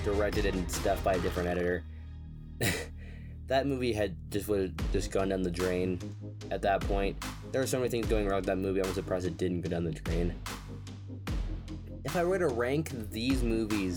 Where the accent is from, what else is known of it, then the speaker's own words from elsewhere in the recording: United States; I'm American